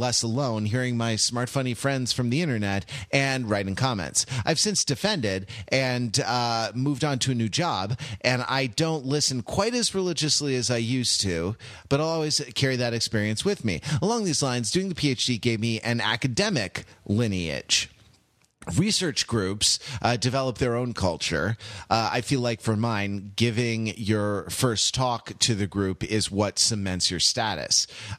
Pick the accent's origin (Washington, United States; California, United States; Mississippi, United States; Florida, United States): California, United States; I grew up in California, so I was in a new state, dealing with snow for basically the first time in my life